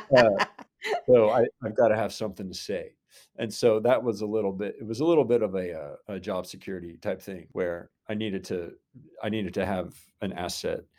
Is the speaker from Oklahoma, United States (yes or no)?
yes; Inola, Oklahoma, United States; also born or lived in Brooklyn, New York / Norman, Oklahoma; I grew up in the Tulsa area and came to O U for school